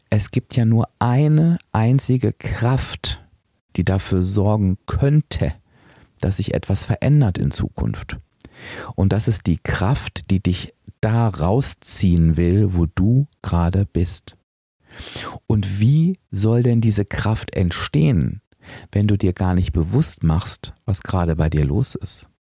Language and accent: German; Hanover, Lower Saxony, Germany; moved away as an adult; ich bin wieder in meinen Heimatort gezogen, nach Hannover.